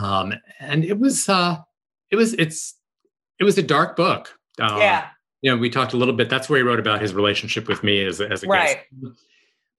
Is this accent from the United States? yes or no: yes; New York, United States; moved away; I grew up in New York